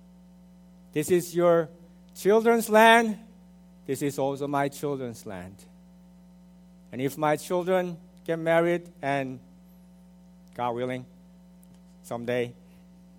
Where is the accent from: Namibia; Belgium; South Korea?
South Korea; now in United States; I was born in South Korea, so that makes me a first-gen immigrant.